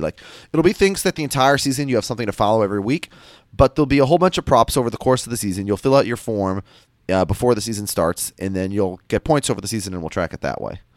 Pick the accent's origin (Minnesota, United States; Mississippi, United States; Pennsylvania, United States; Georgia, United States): Minnesota, United States; now in New York, United States; I'm from Minnesota. I live in New York.